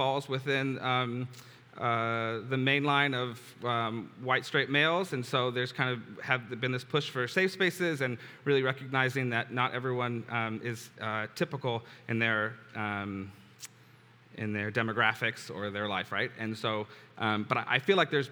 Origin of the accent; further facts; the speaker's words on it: San Diego, California, United States; I was born and raised here in San Diego